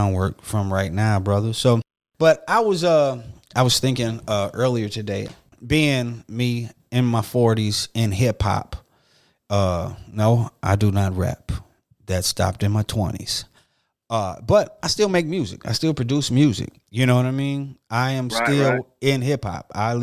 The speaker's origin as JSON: {"language": "English", "town": "Detroit", "region": "Michigan", "country": "United States", "tie": "born or raised there", "moved": "as an adult", "lives_now": "Atlanta, United States", "said": "I'm originally from Detroit, Michigan. I now reside in Atlanta, Georgia"}